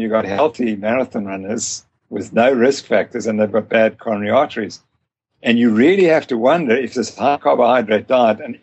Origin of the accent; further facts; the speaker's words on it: Zimbabwe; also born or lived in South Africa; I'm from Zimbabwe